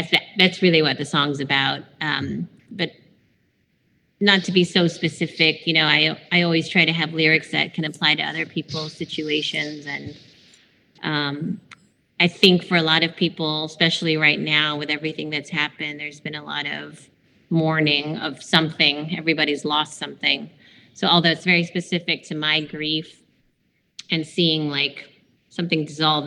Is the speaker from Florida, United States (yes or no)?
no; Fremont, California, United States; also born or lived in Ann Arbor, Michigan / South San Francisco; now in Asheville, United States; I grew up mostly in like South San Francisco and then in Fremont, which is the suburb of the Bay Area, kind of near Oakland.